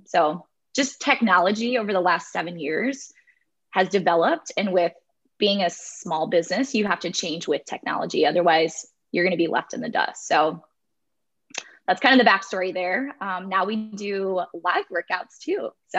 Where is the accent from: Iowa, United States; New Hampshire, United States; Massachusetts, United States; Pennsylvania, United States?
Iowa, United States; Farley; moved away as an adult; also born or lived in San Diego / Seattle / Tampa / Kansas City, Missouri; now in Kansas, United States; I am a small town girl, just like Molly. I actually grew up in Farley, Iowa, which is about 15 to 20 minutes mm-hmm. away from Molly.